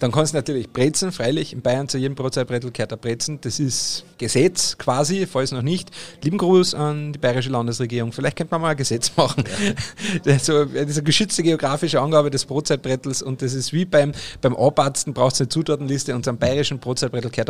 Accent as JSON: {"language": "German", "region": "Carinthia", "country": "Austria", "said": "bei uns in Österreich haben wir dann halt natürlich auch die verschiedenen Speck, aber wir in Kärnten, ne, ich bin ja Kärntner"}